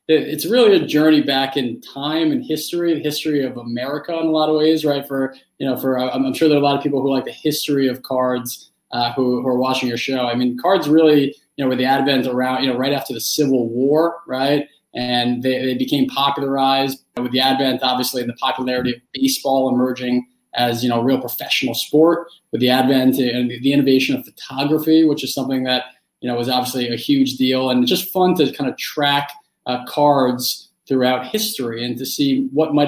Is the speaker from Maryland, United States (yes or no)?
no; New York City, New York, United States; I grew up in New York City when Derek Jeter really was coming into prominence.